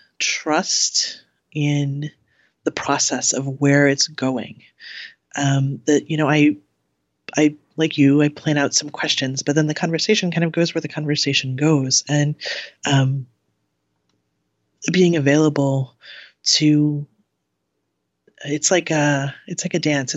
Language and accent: English; Cleveland, Ohio, United States; I grew up in the Midwest